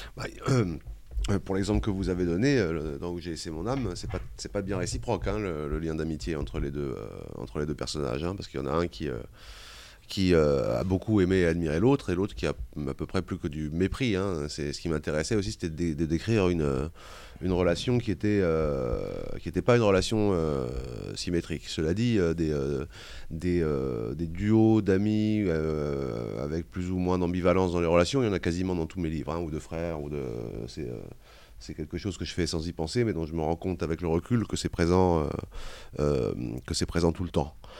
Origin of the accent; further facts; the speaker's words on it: Vitry-sur-Seine, Île-de-France, France; moved away as an adult; also born or lived in Paris; now in Corsica, France; je suis né à Paris. J'ai, j'ai, je suis resté à Vitry-sur-Seine jusqu'à, jusqu'à l'âge de vingt ans, avant de revenir, euh, m'installer ici